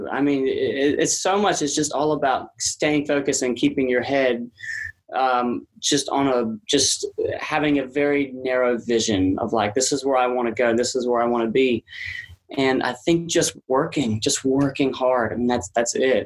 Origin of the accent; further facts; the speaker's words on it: about an hour south of New Orleans, Louisiana, United States; moved away; also born or lived in Nashville; That is where I'm from. Yeah. I'm from about an hour south of New Orleans